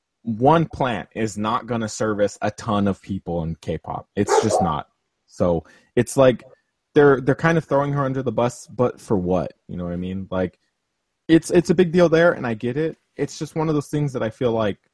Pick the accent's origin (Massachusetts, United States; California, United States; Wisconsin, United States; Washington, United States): California, United States; I'm from California. I'm from a place that kind of decriminalized it